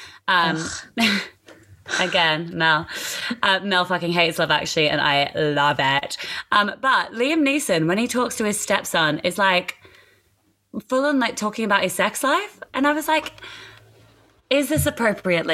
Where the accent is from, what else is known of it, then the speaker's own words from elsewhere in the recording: Singapore; moved away; when I was younger, I grew up in Singapore